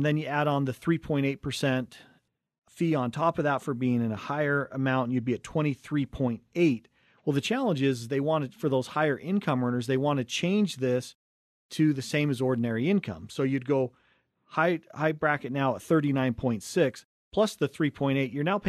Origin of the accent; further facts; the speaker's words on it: Cottonwood Heights, Utah, United States; We grew up in Cottonwood Heights, right between Big and Little Cottonwood Canyon. Went to Brighton High School